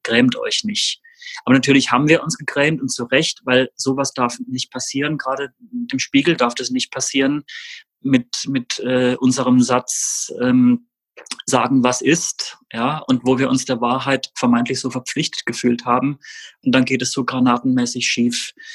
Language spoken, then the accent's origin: German; Rastatt, Baden-Württemberg, Germany; ich bin in Baden-Württemberg aufgewachsen, in Rastatt